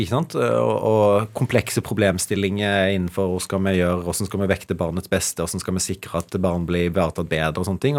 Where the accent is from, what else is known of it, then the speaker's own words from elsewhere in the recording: Evje, Agder, Norway; er jo fra, fra, et lite sted og har alltid vært stolt av det, fra, fra Evje i, i Agder